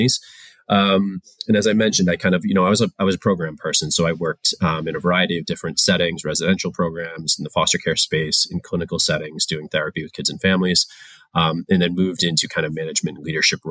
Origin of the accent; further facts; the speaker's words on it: Rhode Island, United States; I grew up in Rhode Island